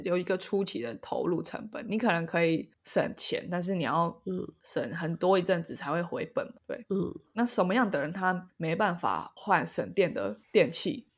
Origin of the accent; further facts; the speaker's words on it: Taiwan; 我觉得我们台湾人最熟悉的应该是农民跟渔民吧。